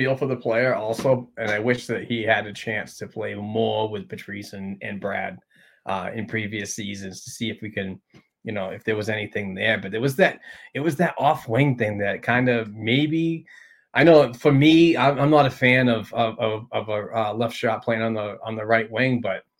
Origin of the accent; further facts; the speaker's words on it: Sweden; You're from Alaska, I'm from Sweden, but somehow we're family.